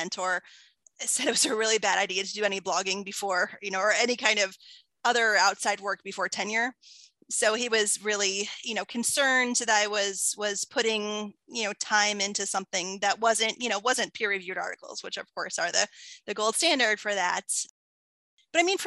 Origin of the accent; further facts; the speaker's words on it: Findlay, Ohio, United States; I was living in my hometown of Findlay, which is like a small, you know, small town